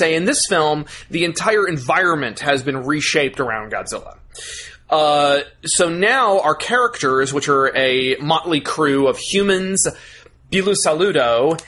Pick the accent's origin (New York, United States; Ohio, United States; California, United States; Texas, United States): Texas, United States; We're from Texas.